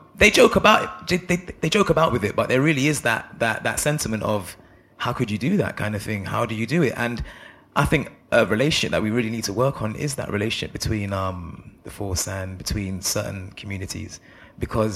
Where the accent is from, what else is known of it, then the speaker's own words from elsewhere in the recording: London, United Kingdom; Growing up where I grew up in Northwest London